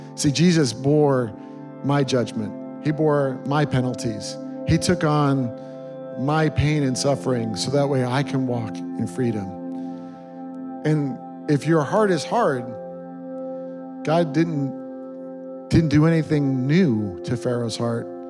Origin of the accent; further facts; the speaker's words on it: New York, United States; moved away; I grew up, born and raised in New York